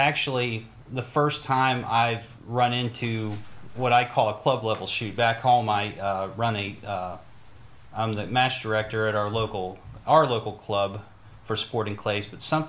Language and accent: English; Morgantown, West Virginia, United States; Morgantown, West Virginia.